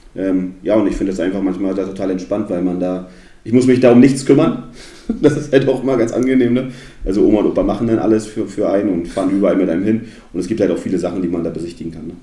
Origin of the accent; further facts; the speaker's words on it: Neustrelitz, Mecklenburg-Vorpommern, Germany; also born or lived in Suhl, Thuringia / Perleberg, Brandenburg; Und dann sind wir ja, ins beschauliche Neustrelitz gezogen